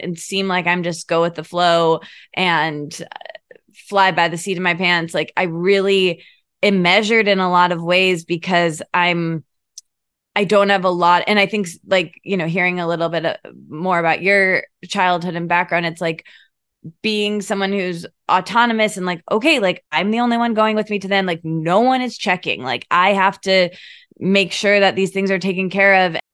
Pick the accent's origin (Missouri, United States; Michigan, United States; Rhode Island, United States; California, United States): Michigan, United States; moved away as an adult; also born or lived in Detroit / Australia; now in Los Angeles, United States; I grew up in Michigan